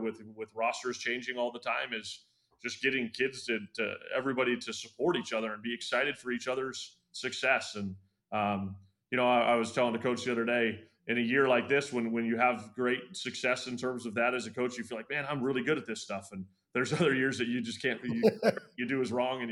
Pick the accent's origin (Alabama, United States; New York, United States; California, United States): California, United States; Sacramento; now in Los Angeles, United States; I grew up in Sacramento